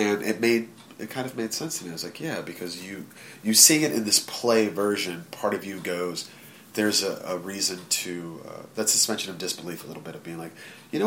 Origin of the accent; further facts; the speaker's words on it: Virginia, United States; I grew up in Virginia